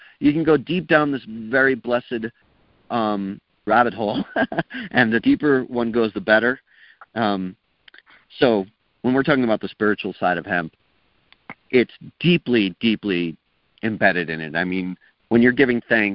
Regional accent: East Coast, United States; now in New Mexico, United States; I grew up in the East Coast

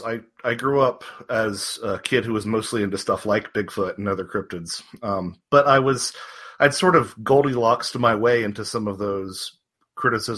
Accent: North Carolina, United States; moved away as an adult; also born or lived in Wisconsin / Georgia; now in Marietta, United States; I was raised in North Carolina, about 20 minutes north of Charlotte

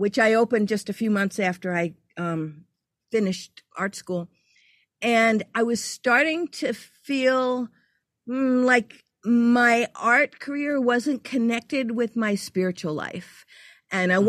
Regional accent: New York City, New York, United States; moved away as an adult; also born or lived in Louisiana / Virginia Beach; I'm from New York

